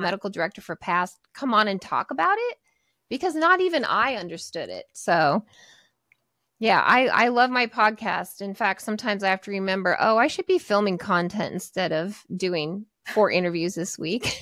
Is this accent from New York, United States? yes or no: no; Portland, Oregon, United States; I'm in Portland, Oregon, so I grew up here in the Pacific Northwest.